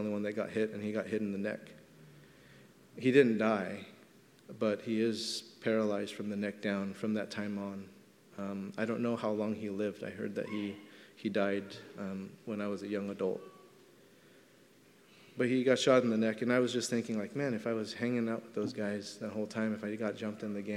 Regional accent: Los Angeles, California, United States; I grew up in Elysian Park in Los Angeles, right by Dodger Stadium

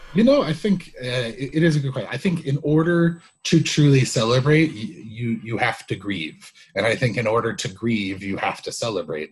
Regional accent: United States; being an American

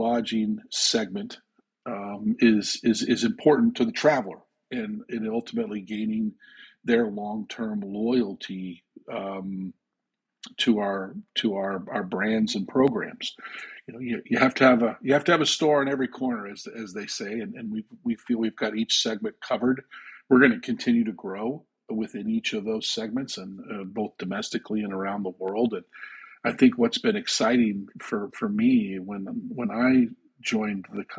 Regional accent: Andover, Massachusetts, United States; also born or lived in Canada; my hometown of Andover, Massachusetts, and I went to work there.

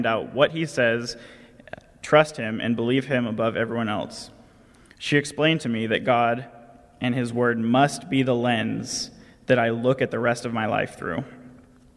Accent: California, United States; accent: nasally tone; I'm from California

